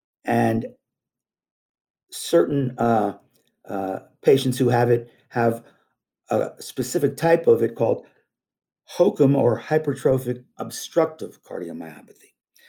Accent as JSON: {"language": "English", "region": "Vermont", "country": "United States", "tie": "born or raised there", "also_born_or_lived": "New York", "said": "I grew up skiing in Vermont and New York State."}